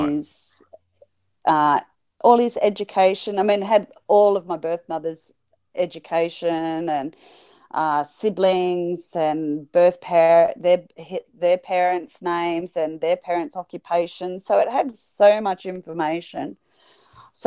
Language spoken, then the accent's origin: English; Sydney, New South Wales, Australia; also born or lived in Wagga Wagga, New South Wales; I was born in Sydney. I went all the way to Wagga.